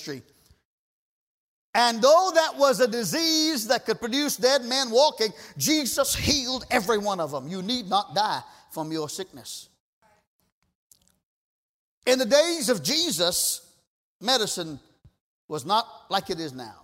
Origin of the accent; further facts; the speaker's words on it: Trinidad & Tobago; moved away; We grew up together in Trinidad